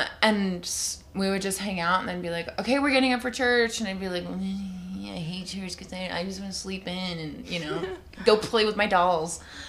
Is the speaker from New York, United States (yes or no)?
no; Utah, United States; also born or lived in Alabama; So I was actually born in Alabama. Okay. Moved here when I was 8 and I've been here ever since. So I grew up in Utah.